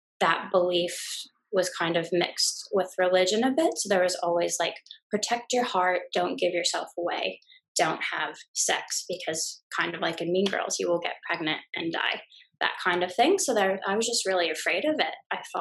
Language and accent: English; United States; moved away as an adult; now in Brisbane, Australia; I'm an American gal living in Brisbane.